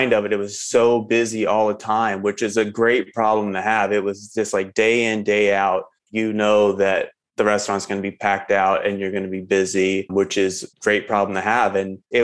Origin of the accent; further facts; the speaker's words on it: the South, United States; moved away as an adult; now in Philadelphia, United States; being raised and growing up in the South